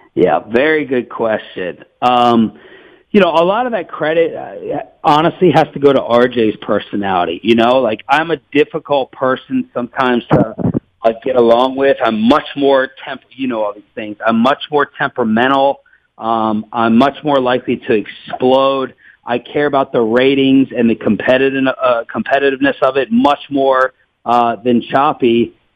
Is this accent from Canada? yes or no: no; Maryland, United States; moved away as an adult; also born or lived in Washington, D.C. / Kansas City; now in Dallas-Fort Worth, United States; I grew up in Maryland and, and, and DC